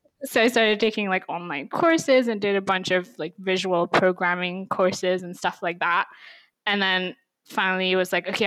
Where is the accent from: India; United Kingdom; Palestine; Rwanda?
India; first language English; moved away as an adult; now in United States; I grew up in India